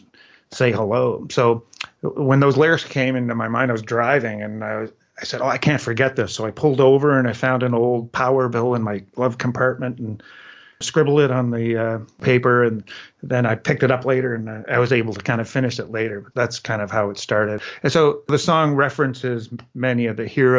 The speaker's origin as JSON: {"language": "English", "region": "Prince Edward Island", "country": "Canada", "tie": "born or raised there", "moved": "yes", "said": "where we grew up in Prince Edward Island"}